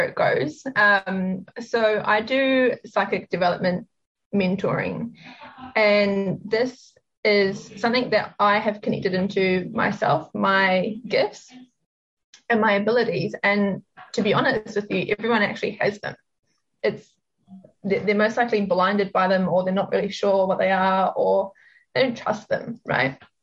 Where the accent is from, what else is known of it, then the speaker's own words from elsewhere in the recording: New Zealand; moved away as an adult; also born or lived in Sydney, Australia / Melbourne, Australia; now in Gold Coast, Australia; I am actually from New Zealand. I grew up there and lived there for pretty much all of my life